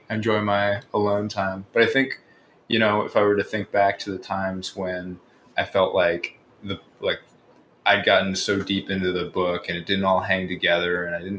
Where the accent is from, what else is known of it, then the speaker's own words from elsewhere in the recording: California, United States; Yeah, I was born in Southern California